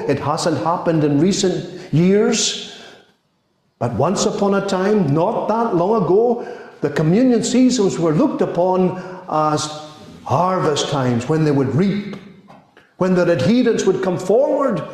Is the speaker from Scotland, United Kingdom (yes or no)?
yes; Scotland, United Kingdom; As far as our Scottish tradition is concerned